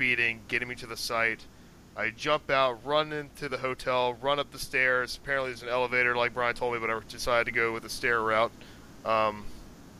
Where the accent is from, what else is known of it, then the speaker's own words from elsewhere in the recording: Norfolk, Virginia, United States; I was born in Norfolk, Virginia, and just happen to have some different descent